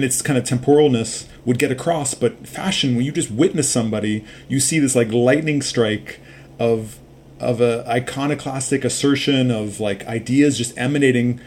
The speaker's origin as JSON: {"language": "English", "town": "Los Angeles", "region": "California", "country": "United States", "tie": "born or raised there", "said": "I grew up in Los Angeles"}